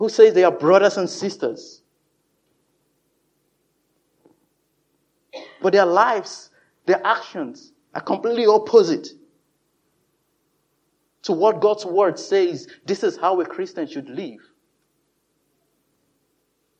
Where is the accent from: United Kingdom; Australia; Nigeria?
Nigeria; moved away; in my home country, Nigeria